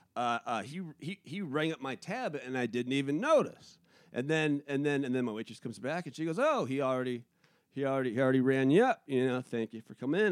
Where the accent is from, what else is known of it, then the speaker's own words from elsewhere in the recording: Pacific Northwest, United States; moved away; also born or lived in New England; I'm from the Pacific Northwest